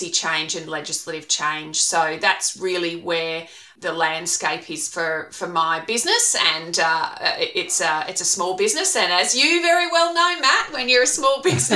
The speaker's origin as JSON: {"language": "English", "region": "Queensland", "country": "Australia", "also_born_or_lived": "Toowoomba / Ireland / Canada / United Kingdom", "said": "I am a Queenslander and I started out in journalism"}